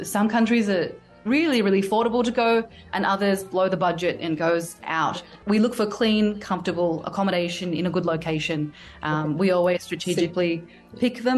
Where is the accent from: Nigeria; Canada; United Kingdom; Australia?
Australia; Me being Australian, like we speak English